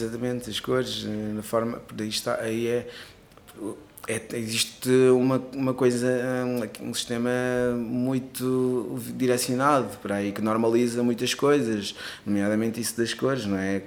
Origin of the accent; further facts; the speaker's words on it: Cape Verde; moved away; also born or lived in Portugal; eu nasci em Cabo Verde, mas também tenho dupla nacionalidade, mas sim, nasci sim. em Cabo Verde